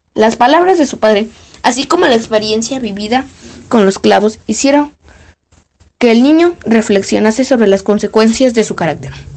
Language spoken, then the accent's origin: Spanish; Mexico City, Mexico; Soy de la Ciudad de México.